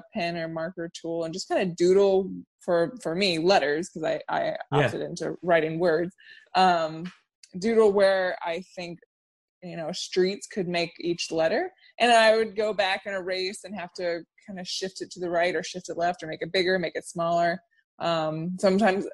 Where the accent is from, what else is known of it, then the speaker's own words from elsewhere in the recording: Orlando, Florida, United States; moved away as an adult; also born or lived in Savannah, Georgia; now in Chicago, United States; I was born and raised in Orlando, and I lived there until I was 18.